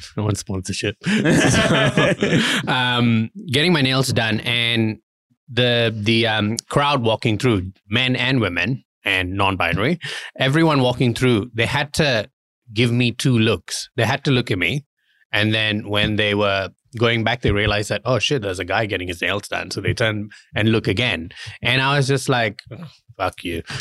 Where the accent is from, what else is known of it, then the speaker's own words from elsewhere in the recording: Kuala Lumpur, Malaysia; moved away; I was born in Malaysia and I grew up in a very kinda like, uh, Muslim society in, um, Kuala Lumpur.